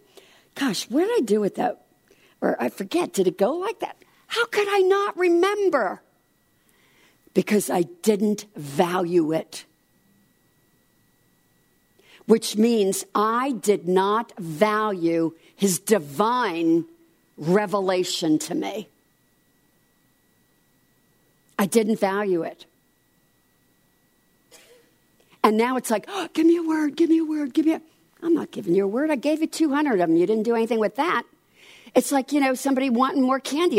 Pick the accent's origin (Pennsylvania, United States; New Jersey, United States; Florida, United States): New Jersey, United States; I'm from New Jersey